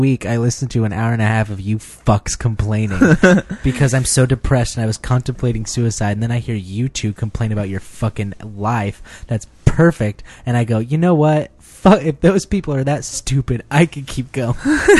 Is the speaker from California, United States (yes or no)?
yes; California, United States; I'm from California. We don't have weather.